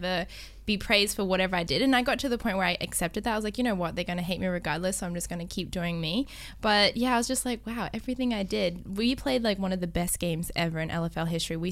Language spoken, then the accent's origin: English; Brisbane, Queensland, Australia; moved away; also born or lived in Thailand; I grew up in Australia in Brisbane